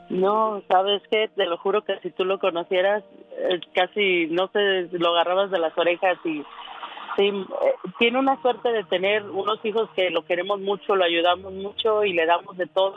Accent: Guadalajara, Jalisco, Mexico; moved away; soy de Guadalajara

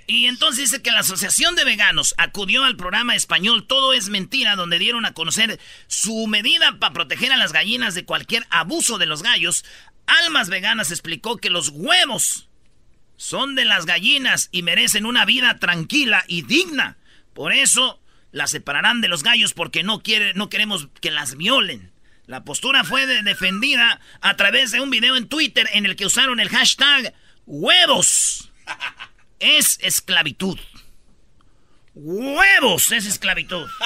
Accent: Mexico; Somos los, somos los papás mexicanos

